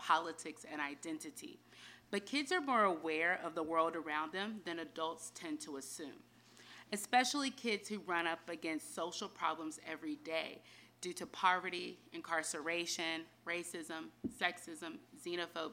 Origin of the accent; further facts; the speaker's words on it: North Carolina, United States; I was born and raised in North Carolina